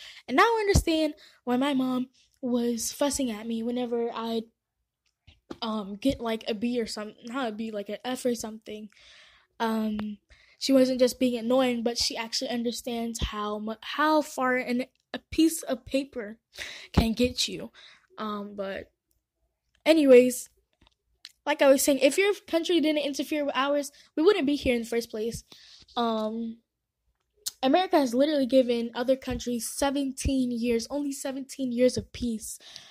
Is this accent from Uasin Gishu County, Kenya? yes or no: no; Nairobi, Kenya; I'm not even going to be surprised if I go back to my home country, Kenya, and people are speaking Chinese.